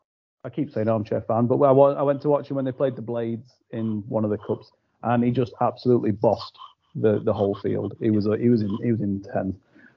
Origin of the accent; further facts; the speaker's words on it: Chesterfield, East Midlands, United Kingdom; I'm from Chesterfield.